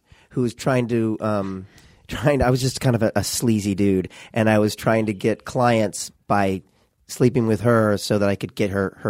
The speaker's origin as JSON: {"language": "English", "region": "Missouri", "country": "United States", "moved": "yes", "lives_now": "Los Angeles, United States", "said": "We're from Missouri"}